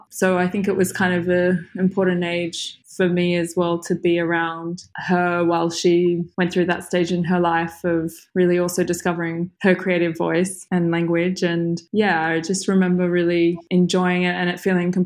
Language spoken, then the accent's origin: English; Perth, Western Australia, Australia; moved away as an adult; also born or lived in Sydney / London; now in Paris, France; I grew up in Perth, which is in Western Australia